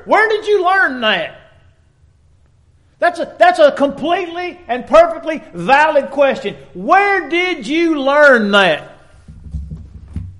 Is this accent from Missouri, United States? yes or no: yes; Dexter, Missouri, United States; growing up in Dexter, Missouri